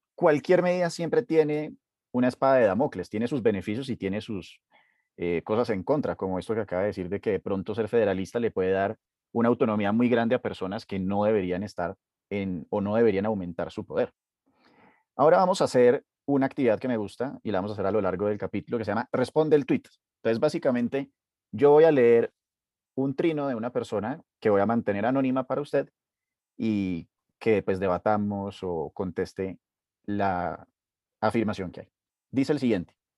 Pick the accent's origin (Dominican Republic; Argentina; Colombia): Colombia; todos como colombianos